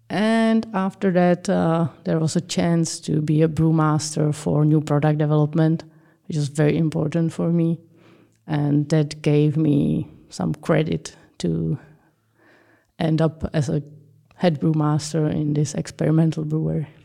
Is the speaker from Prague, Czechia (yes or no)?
no; Plzeň, Plzeň Region, Czechia; I was born in Pilsen